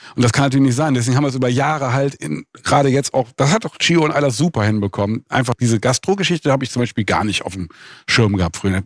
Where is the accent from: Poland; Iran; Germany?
Germany; Bonn, North Rhine-Westphalia; also born or lived in London; now in Biesenthal, Germany; ich bin halt aus Bonn